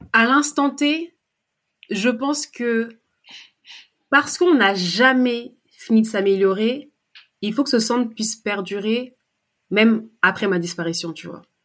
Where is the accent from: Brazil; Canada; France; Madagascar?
France; je suis née en France, j'ai grandi en France